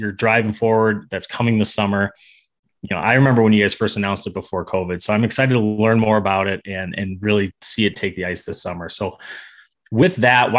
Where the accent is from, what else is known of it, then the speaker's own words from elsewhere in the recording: Chicago, Illinois, United States; So I grew up in Chicago also. North of the city there.